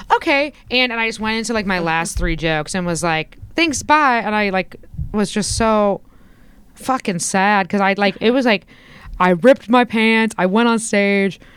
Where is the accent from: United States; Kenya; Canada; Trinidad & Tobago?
United States; Indiana; where I grew up in Indiana